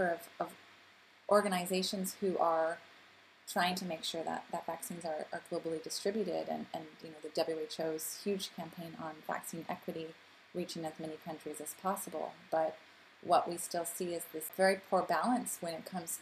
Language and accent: English; United States; also born or lived in Canada; now in Geneva, Switzerland; being an American and Canadian living in Geneva